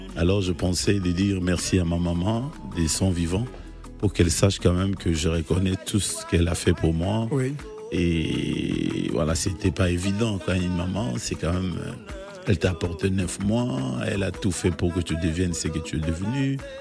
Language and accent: French; DR Congo; now in France; je suis congolais